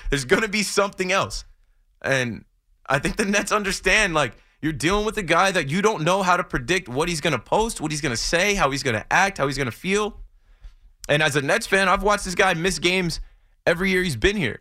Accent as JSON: {"language": "English", "region": "New Jersey", "country": "United States", "said": "I'm from Jersey"}